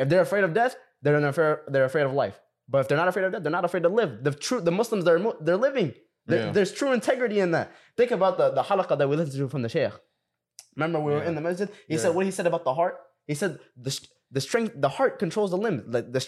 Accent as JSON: {"language": "English", "country": "Sudan", "said": "Let's talk about like, and we're all from Sudan. We're all from Sudan, right?"}